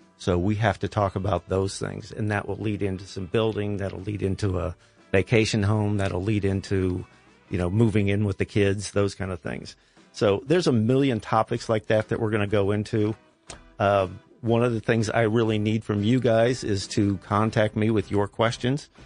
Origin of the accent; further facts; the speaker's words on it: Columbus, Ohio, United States; I was born and raised here. I was born on the West Side.